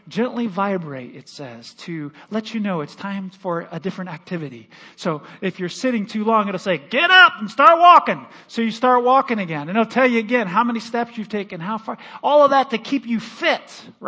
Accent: Michigan, United States; moved away as an adult; also born or lived in Missouri; now in Omaha, United States; My wife and I were raised, we grew up in Michigan

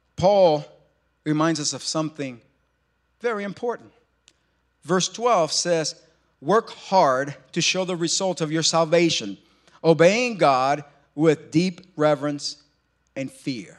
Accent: New York, United States; moved away; We're from New York

